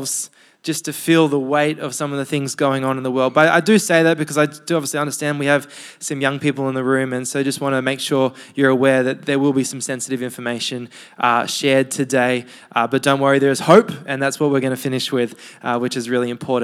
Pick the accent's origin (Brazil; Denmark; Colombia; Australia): Australia; Sydney, New South Wales; I am from Sydney.